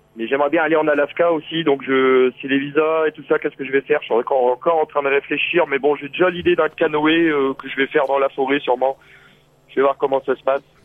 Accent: the North, northern France, France; moved away; je viens du Nord à la base, mais j'ai l'accent du Sud parfois

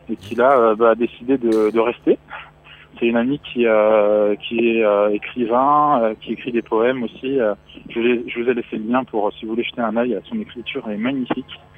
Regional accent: Paris, Île-de-France, France; Enfin, moi, je suis, je suis parisien. Enfin, je suis de région parisienne.

